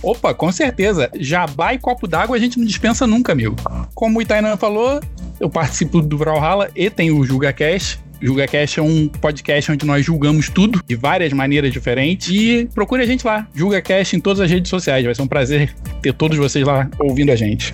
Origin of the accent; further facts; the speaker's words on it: Rio de Janeiro, Brazil; eu sou carioca